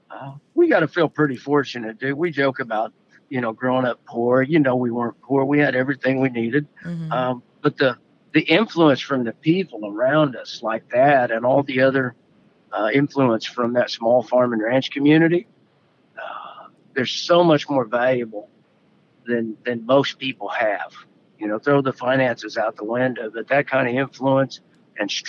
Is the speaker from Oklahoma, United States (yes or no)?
yes; Western Oklahoma, United States; We grew up poor in Western Oklahoma